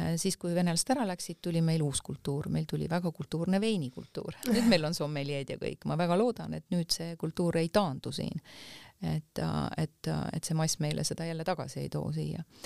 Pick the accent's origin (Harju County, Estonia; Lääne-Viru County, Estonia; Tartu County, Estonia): Lääne-Viru County, Estonia; Tammiku; ma olen pärit Tammiku külast, mis on siis ähm, Rakk Jõgeva vahel mm. -hmm. et, äh, et seal kandis on väike Maarja ja Simuna ja sellised kohad ehk Emumäe külje alt täiesti. ja, ja seal on, seal mu lapsepõlv on möödunud